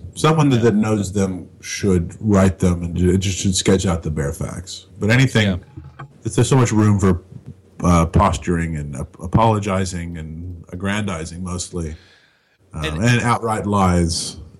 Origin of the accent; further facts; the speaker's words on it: Binghamton, New York, United States; born there; I was born in Binghamton in 1951, and now I don't care about nothing.